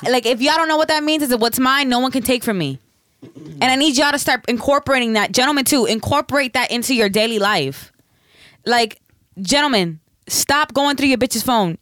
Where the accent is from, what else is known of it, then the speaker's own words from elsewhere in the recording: the South, United States; I'm from the South. I say bitches as in women